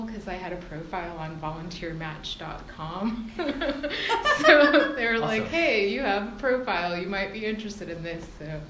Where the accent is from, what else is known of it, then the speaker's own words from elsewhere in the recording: Georgia, United States; also born or lived in Massachusetts; I was born in Massachusetts, but I've spent most of my life here in Georgia. Moved around a little bit after high school, but I came back to basically be closer to my family.